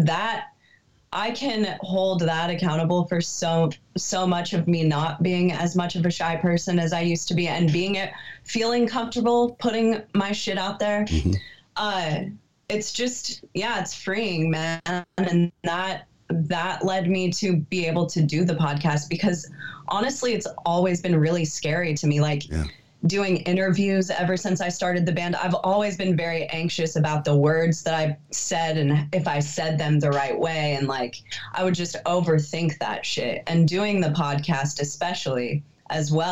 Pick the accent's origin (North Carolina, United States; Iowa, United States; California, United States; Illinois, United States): Iowa, United States; Des Moines; moved away as an adult; now in Los Angeles, United States; I moved to LA when I was 21 or 22. I'm from Des Moines, Iowa